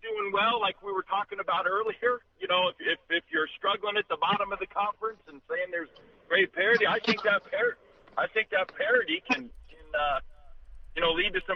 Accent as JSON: {"language": "English", "town": "Knoxville", "region": "Tennessee", "country": "United States", "tie": "born or raised there", "said": "I was just a kid growing up in Knoxville"}